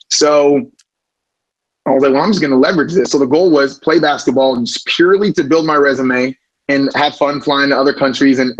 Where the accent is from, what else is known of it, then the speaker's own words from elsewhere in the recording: Florida, United States; We're from Southwest Florida, so I mean, talking about 20 cousins, 10 aunts, everybody's in Florida, um, all originally from Jamaica.